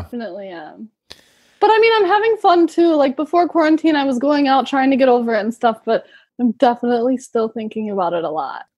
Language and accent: English; Milwaukee, Wisconsin, United States; moved away as an adult; now in Madrid, Spain; I'm from Milwaukee